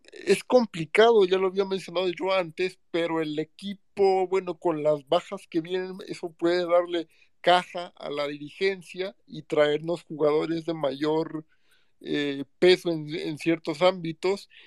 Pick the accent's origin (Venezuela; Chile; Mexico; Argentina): Mexico; soy de México